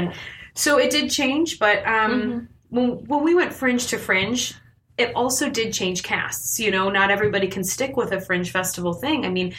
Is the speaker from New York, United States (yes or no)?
no; Michigan, United States; moved away as an adult; now in Los Angeles, United States; I was born and raised in Michigan